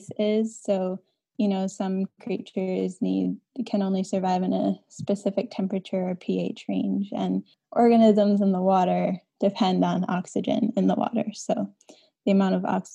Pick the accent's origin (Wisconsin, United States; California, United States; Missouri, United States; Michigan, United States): Wisconsin, United States; Driftless region of Western; I'm from the Driftless region of Western Wisconsin, from a small organic farm